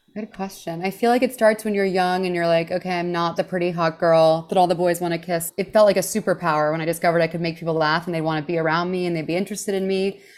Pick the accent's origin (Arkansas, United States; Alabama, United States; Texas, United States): Texas, United States; Houston; moved away; also born or lived in New York City; I grew up in Houston, Texas